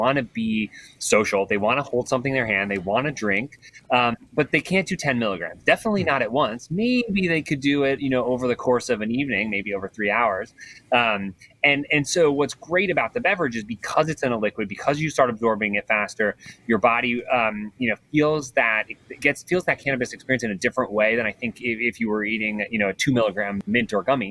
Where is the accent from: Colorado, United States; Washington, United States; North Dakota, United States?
Colorado, United States; I grew up in Colorado